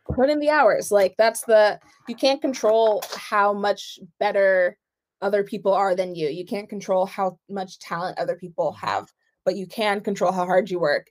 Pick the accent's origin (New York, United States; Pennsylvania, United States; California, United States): New York, United States; I'm Nigerian. I was born in New York. Parents born over there